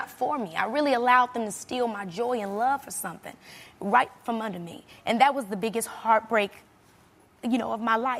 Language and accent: English; Robbins, Illinois, United States; moved away; also born or lived in Chicago; I come from Robbins, Illinois, which is like a very small town